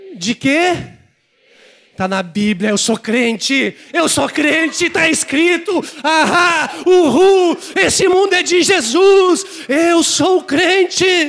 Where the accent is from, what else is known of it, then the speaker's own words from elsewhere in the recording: Porto Alegre, Rio Grande do Sul, Brazil; also born or lived in Salto do Jacuí; Eu vim de Salto do Jacuí, não tinha nem no mapa. Pode rir. Eu tinha vergonha dizendo: onde é que tu é? Salto do Jacuí. Mas eu vim de lá. Pequenininho. Depois cresci aqui em Porto Alegre